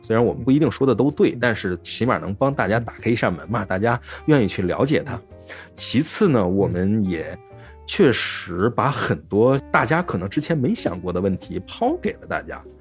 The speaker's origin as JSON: {"language": "Chinese", "country": "China", "said": "我们作为中国人来讲"}